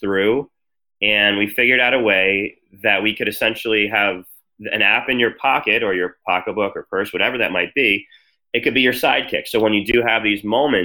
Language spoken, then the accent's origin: English; New Jersey, United States; moved away as an adult; also born or lived in Washington, D.C. / Miami; I grew up in New Jersey